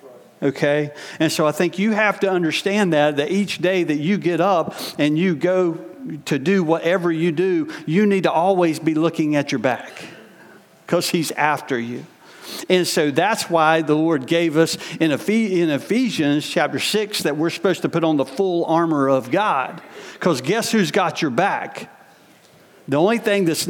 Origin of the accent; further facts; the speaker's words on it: United States; in my experience as a American growing up, even in the church